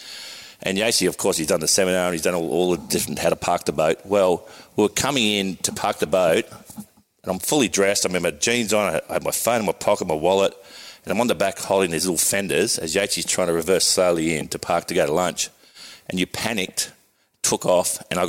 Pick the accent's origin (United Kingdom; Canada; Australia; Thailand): Australia; South Coast, New South Wales; I grew up on the South Coast